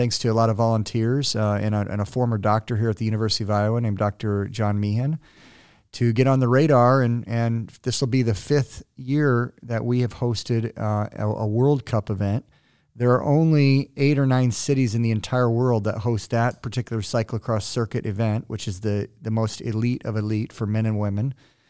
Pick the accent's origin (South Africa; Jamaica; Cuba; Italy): Cuba; also born or lived in Puerto Rico / San Diego; But I grew up in Cuba and Puerto Rico, which was fascinating and totally awesome.